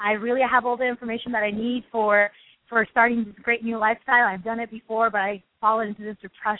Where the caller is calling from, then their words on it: Berkeley, California, United States; I'm calling from Berkeley.